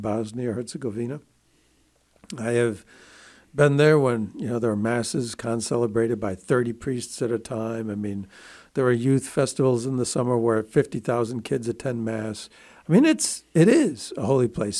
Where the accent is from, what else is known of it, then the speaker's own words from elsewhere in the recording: Buffalo, New York, United States; I grew up in Buffalo, New York